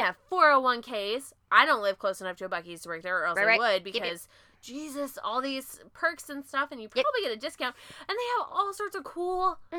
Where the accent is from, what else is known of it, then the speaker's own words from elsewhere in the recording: Washington, United States; now in Texas, United States; I'm from Washington. I know how to drive in the rain.